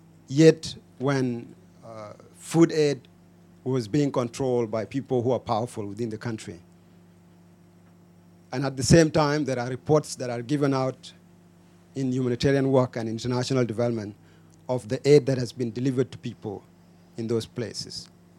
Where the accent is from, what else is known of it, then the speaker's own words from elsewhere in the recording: Toronto, Ontario, Canada; I'm from Toronto